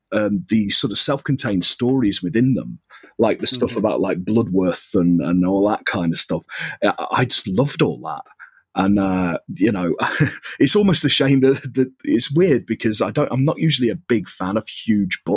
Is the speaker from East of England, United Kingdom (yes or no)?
no; Cheshire, North West England, United Kingdom; I'm from the northwest, right? So I'm actually from Cheshire, just under Manchester.